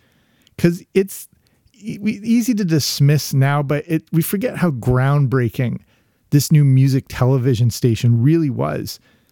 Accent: England, United Kingdom; also born or lived in Canada; I grew up in England, between Canada and England. So as many of my childhood memories are based in England as they are in North America.

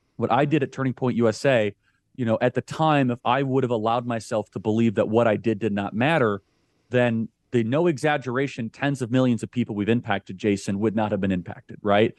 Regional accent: suburbs of Chicago, Illinois, United States; I grew up in the suburbs of Chicago.

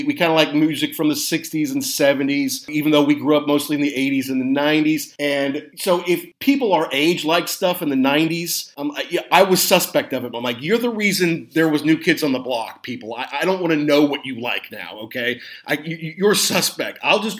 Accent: United States; I feel like you can't really understand the … experience as an American.

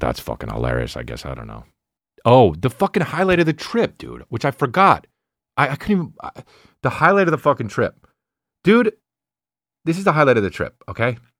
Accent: New Jersey, United States; I'm from Jersey

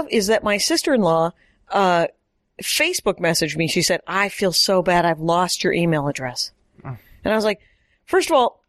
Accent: Wisconsin, United States; You can't not afford it. And the other thing is, but everyone in Wisconsin, you don't want to say the obvious words, which are a monthly payment.

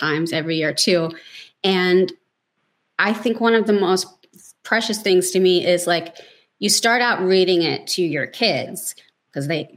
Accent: Baltimore, Maryland, United States; I grew up in Baltimore, where everything's about seafood.

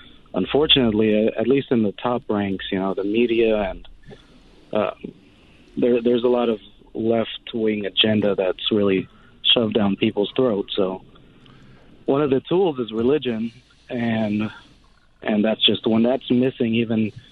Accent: Israel; now in Dallas, United States; I grew up in Israel, and I spent a lot of time in Israel.

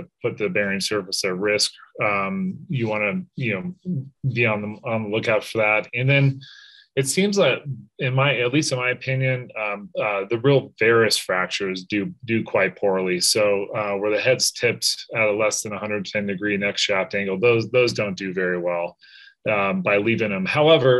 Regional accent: Colorado, United States; I grew up in Colorado and back in Denver

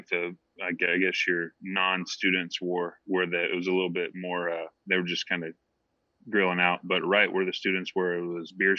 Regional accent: Indianapolis, Indiana, United States; where I grew up in Indianapolis

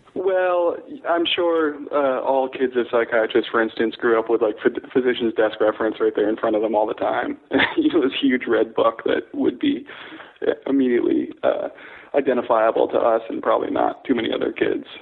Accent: Connecticut, United States; moved away as an adult; also born or lived in Staten Island, New York / North Carolina / Ohio / San Francisco; now in Seattle, United States; then Connecticut mostly up through high school

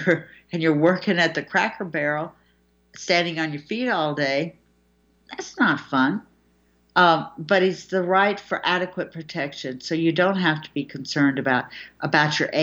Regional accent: United States; as an American

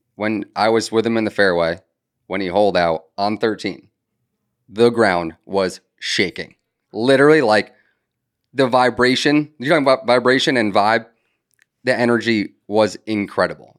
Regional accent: Connecticut, United States; moved away as an adult; now in Charleston, United States; I'm from Connecticut.

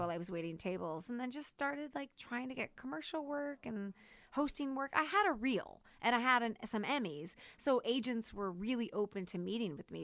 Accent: St. Louis, Missouri, United States; Saint Louis, Missouri

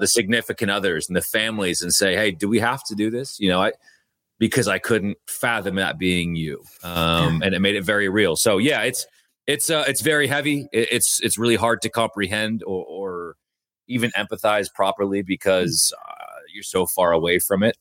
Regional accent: Bothell, Washington, United States; I'm from Bothell

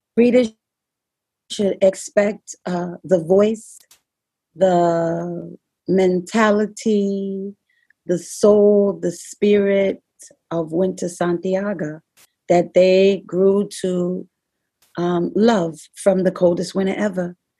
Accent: New York City, New York, United States; I'm from the Bronx

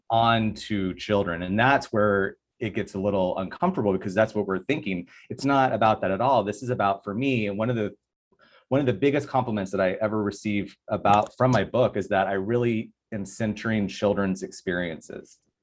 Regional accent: Tucson, Arizona, United States; now in Los Angeles, United States; I'm from Tucson

